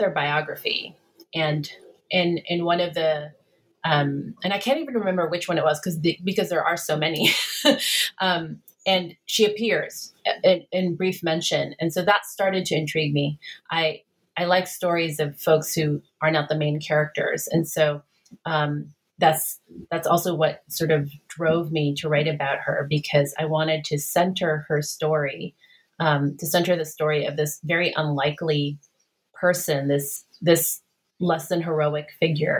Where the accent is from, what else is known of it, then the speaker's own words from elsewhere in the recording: Philippines; when I was growing up in the Philippines